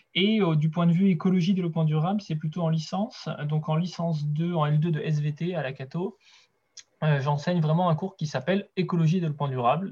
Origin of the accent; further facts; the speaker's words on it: Brittany, France; moved away as an adult; also born or lived in Angers; now in Segré, France; je suis originaire de Bretagne à la base